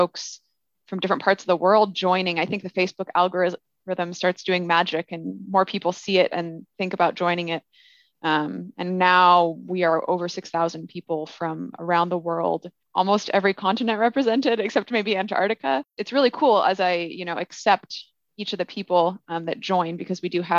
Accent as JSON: {"language": "English", "town": "Olympia", "region": "Washington", "country": "United States", "tie": "born or raised there", "moved": "yes", "lives_now": "Bay Area, United States", "said": "So I grew up in Olympia, Washington"}